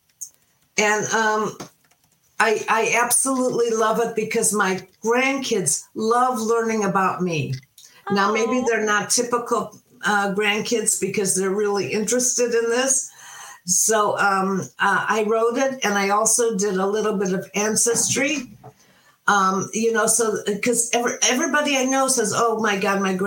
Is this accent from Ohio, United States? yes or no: yes; Cleveland, Ohio, United States; growing up in Cleveland on Lake Erie